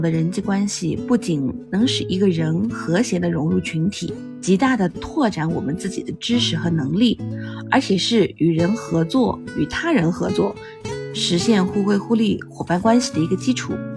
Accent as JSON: {"language": "Chinese", "country": "China", "said": "我们中国人看重人情"}